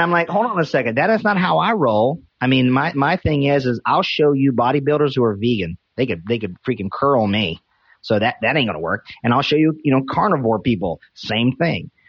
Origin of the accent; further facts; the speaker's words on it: North Carolina, United States; I'm from North Carolina